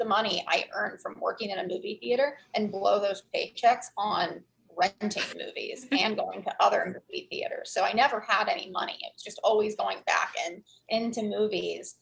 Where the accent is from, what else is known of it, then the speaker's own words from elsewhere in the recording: hometown in Ohio, United States; moved away; I worked in a movie theater in my hometown where this is filmed